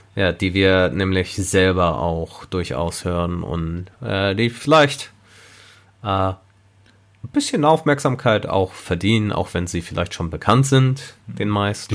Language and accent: German; Germany; ich sehe mich halt als Deutscher an, weil ich bin in Deutschland geboren